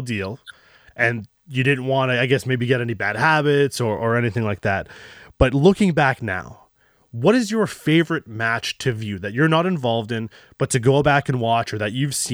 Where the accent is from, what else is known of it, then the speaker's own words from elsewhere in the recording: Canada; as a Canadian